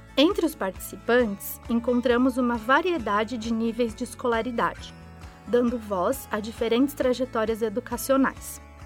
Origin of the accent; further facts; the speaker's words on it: Limeira, São Paulo, Brazil; sou da cidade de Limeira, São Paulo